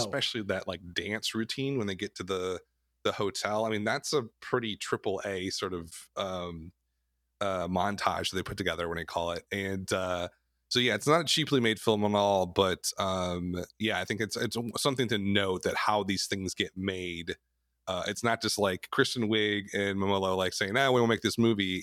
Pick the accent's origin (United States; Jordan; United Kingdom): United States; Wisconsin; both of us are, you know, born and bred in the Midwest, we grew up in the Midwest, in Wisconsin